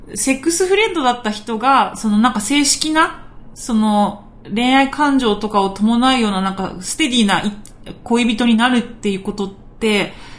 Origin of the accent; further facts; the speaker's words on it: Okinawa, Japan; accent: Okinawan dialect; ちょっと沖縄の方言出ちゃいましたけど